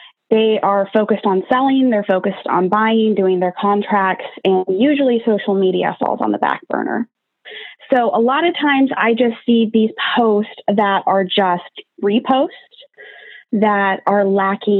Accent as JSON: {"language": "English", "town": "Kansas City", "country": "United States", "tie": "born or raised there", "also_born_or_lived": "Southern California", "moved": "as an adult", "lives_now": "California, United States", "said": "I am born and raised in Kansas City."}